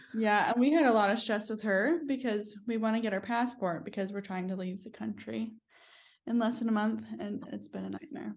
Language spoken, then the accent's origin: English; United States; moved away as an adult; also born or lived in New York; now in New Zealand; I'm American.